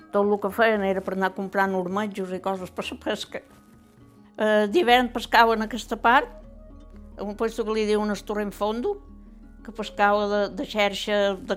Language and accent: Catalan; Cap de Barberia, Balearic Islands, Spain; Vaig néixer el 38 i … Jo som del cap de Barberia, que no és el mateix, eh? La vida d'aquí dalt que d'allà.